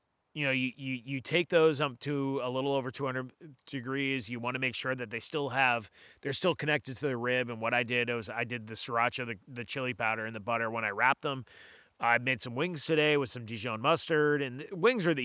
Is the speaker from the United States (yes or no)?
yes; Gorham, Maine, United States; I grew up in Gorm